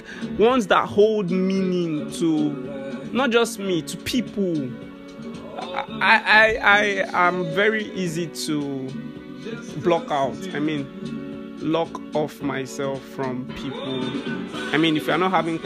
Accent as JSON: {"language": "English", "country": "Nigeria"}